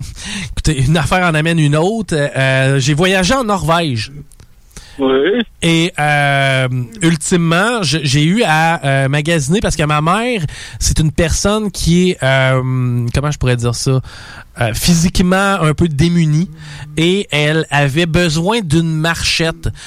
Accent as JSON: {"language": "French", "country": "France", "said": "je, pourrais être, comme on dit euh, par chez nous en France, je pourrais être dans la marde."}